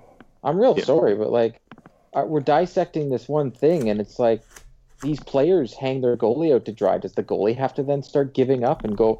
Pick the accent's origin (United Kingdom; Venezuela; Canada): Canada; Pickering, Ontario; where I grew up in Pickering